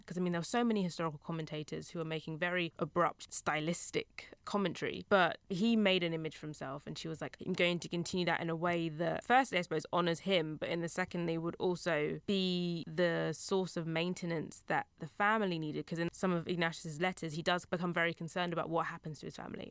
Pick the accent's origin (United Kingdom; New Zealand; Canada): United Kingdom; also born or lived in Essex; I'm British